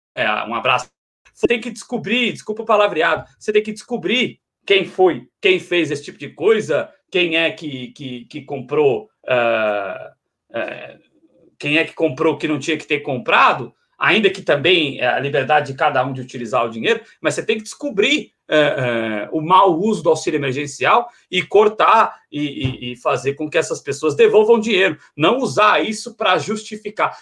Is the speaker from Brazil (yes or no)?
yes; Brazil; todos nós temos que nos ver enquanto brasileiros